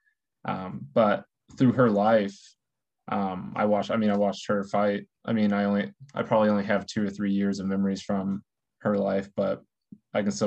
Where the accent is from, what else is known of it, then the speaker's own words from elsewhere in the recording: Terre Haute, Indiana, United States; born and raised in Terre Haute, Indiana